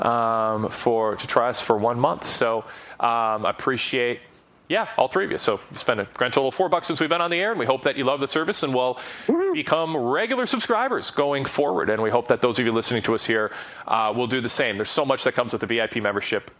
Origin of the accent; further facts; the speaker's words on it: Minnesota area, United States; We're both from the Minnesota area